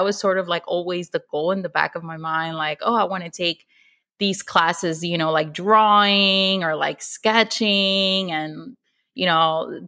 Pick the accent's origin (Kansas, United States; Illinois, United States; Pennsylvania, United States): Illinois, United States; Chicago; English is a second language; also born or lived in Mexico City, Mexico; My pronouns are she, her, and I am from Chicago.